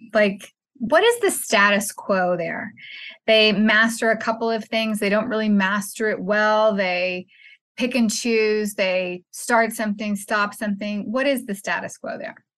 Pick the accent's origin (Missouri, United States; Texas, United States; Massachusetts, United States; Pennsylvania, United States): Texas, United States; my home state, Sugarland, Texas